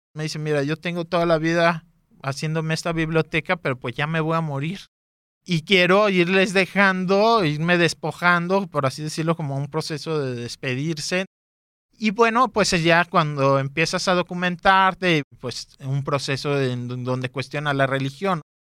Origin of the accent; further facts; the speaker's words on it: Guadalajara, Jalisco, Mexico; Nací aquí en Guadalajara en el 87.